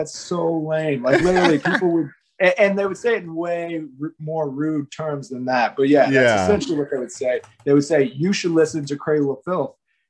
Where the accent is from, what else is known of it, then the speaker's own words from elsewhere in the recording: Las Vegas, Nevada, United States; I grew up in a bunch of different places, but mostly in Las Vegas.